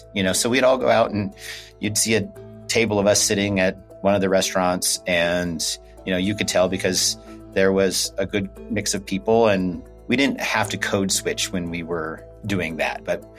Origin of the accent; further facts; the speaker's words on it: Wyoming, United States; Growing up in Wyoming, there wasn't a single gay bar.